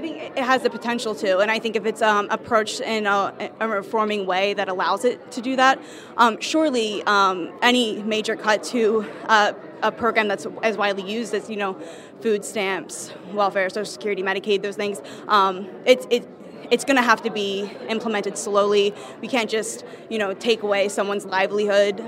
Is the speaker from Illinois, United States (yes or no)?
no; Delaware, United States; moved away; also born or lived in Kutztown, Pennsylvania; I'm from Kutztown University, originally from Delaware